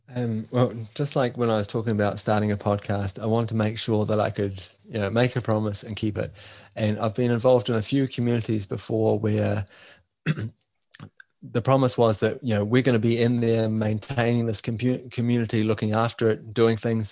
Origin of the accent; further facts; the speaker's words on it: New Zealand; now in Denmark; I'm from New Zealand, living in Denmark.